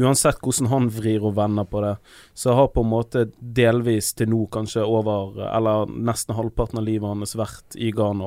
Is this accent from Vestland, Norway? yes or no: yes; Bergen, Vestland, Norway; vi er fra sted som heter Loddefjord